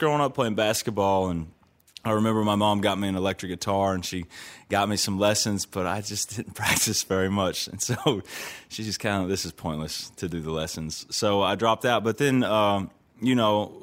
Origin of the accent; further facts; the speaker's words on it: Southern Indiana, United States; growing up in Southern Indiana